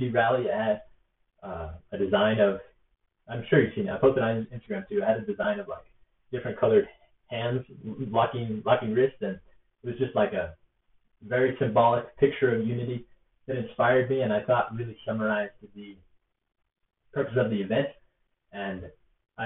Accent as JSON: {"language": "English", "region": "hometown near Idaho Falls", "country": "United States", "tie": "born or raised there", "said": "my hometown that I had in Idaho Falls"}